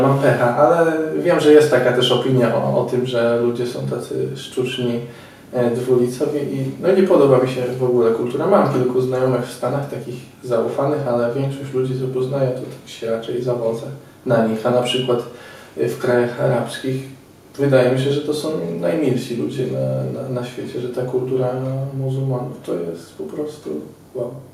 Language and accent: Polish; Poland; ja z Polski